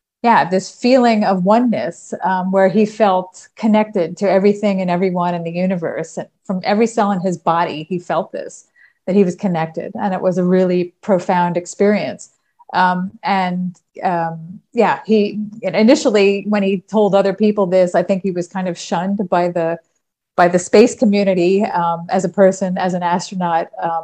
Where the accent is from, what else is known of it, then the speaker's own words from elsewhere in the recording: New York, United States; moved away as an adult; now in Netherlands; I've lived here the last 31 years of my life. I'm originally from New York.